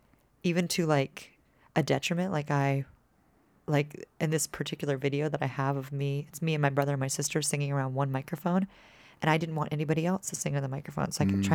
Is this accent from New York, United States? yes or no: no; Dallas, Texas, United States; also born or lived in Austin; I was raised in Texas, born in Austin, grew up in Dallas, but my dad calls himself a reformed Yankee.